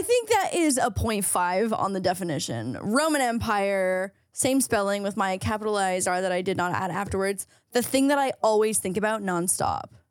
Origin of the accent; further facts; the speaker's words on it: Canada; being Canadian here